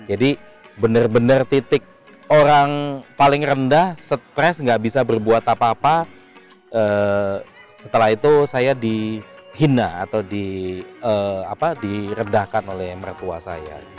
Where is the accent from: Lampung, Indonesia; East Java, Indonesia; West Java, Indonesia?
Lampung, Indonesia; moved away as an adult; now in Jakarta, Indonesia; singkat cerita saya lahir sampai SMA di Lampung hmm. gitu. E, eh, 96 saya hijrah ke Jakarta.